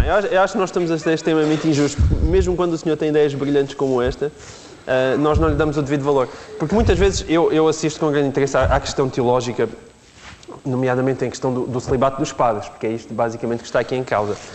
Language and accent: Portuguese; Portalegre, Alentejo, Portugal; não sou lisboeta. E, portanto, venho, venho, de Porto Alegre, portanto, sou alentejano